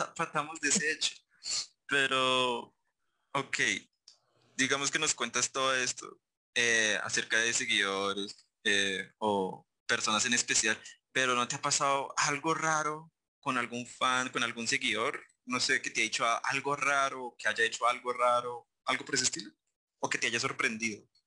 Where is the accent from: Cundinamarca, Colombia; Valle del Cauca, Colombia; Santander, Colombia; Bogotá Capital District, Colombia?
Cundinamarca, Colombia; Facatativá; yo soy de Facatativá